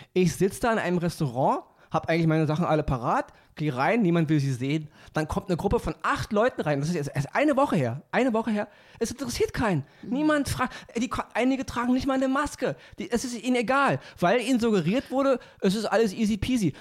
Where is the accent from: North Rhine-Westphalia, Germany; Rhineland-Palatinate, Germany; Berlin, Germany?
Berlin, Germany; ich komme aus Berlin